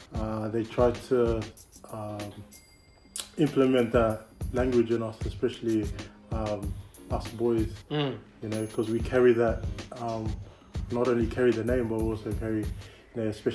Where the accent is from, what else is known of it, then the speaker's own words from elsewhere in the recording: Sydney, New South Wales, Australia; also born or lived in Glenwood, Sydney; I was born in Australia, Western Sydney, yep. Westmead Children's Hospital. Pretty much grew up in Northmead, Parramatta for a bit. Then moved further west to where we are now in Glenwood, and spent now I think it's up to almost 22, 21 years here in Glenwood.